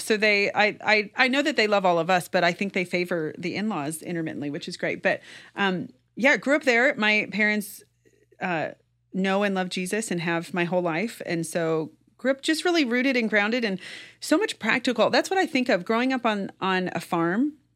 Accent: rural Kansas, United States; I grew up in rural Kansas

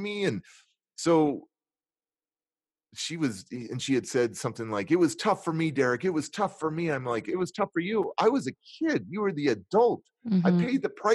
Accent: California, United States; I'm from California

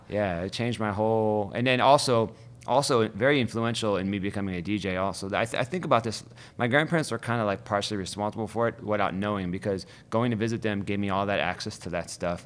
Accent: Youngstown, Ohio, United States; also born or lived in Cleveland, Ohio; now in Brooklyn, United States; I grew up in Youngstown

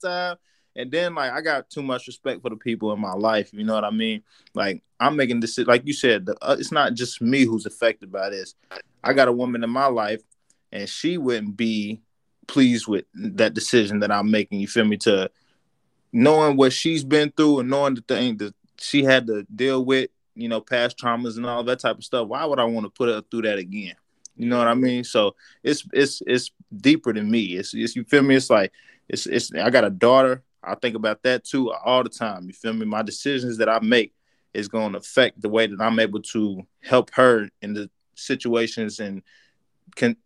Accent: Louisville, Kentucky, United States; moved away as an adult; that's where I'm from

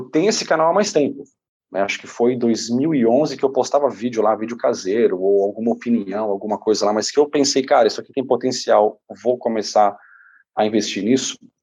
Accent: São Paulo, Brazil; moved away as an adult; also born or lived in Canada; a gente era muito pobre na periferia de São Paulo

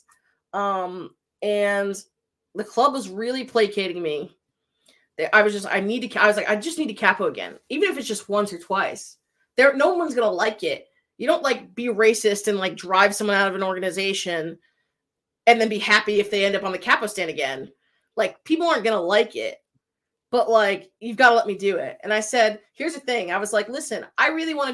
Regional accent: Connecticut, United States; moved away; I'm from Connecticut and I went through Sandy Hook

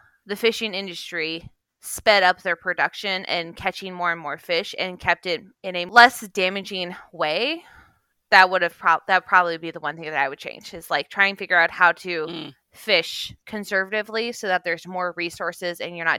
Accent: Kodiak, Alaska, United States; I grew up in Alaska and we had a lot of those same problems. Like, the island that I grew up on, Kodiak

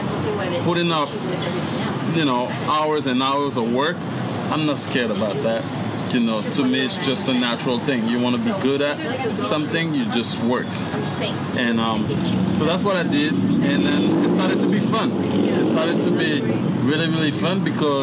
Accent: France; English is a second language; moved away as an adult; now in United States; I was born in France

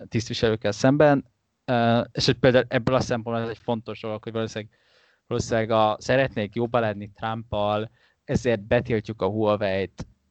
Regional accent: Hungary; magyarként nekünk Hongkongban nem kell vízum

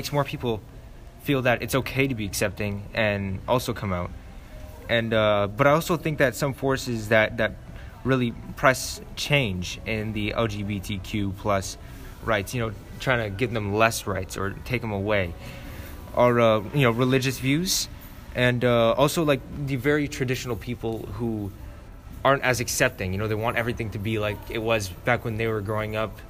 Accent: Canada

